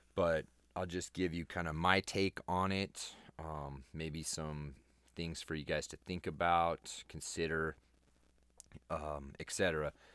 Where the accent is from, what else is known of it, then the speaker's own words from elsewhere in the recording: Colorado, United States; That's my home state